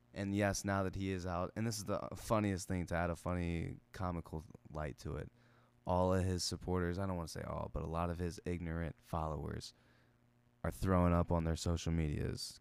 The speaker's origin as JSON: {"language": "English", "country": "United States", "said": "we're Americans"}